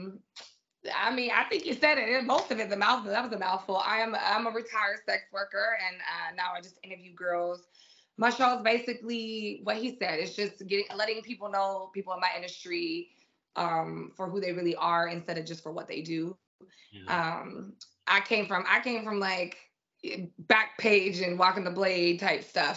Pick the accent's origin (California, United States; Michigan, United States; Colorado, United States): California, United States; San Diego; also born or lived in England; I come from a very urban neighborhood. I come from Southeast San Diego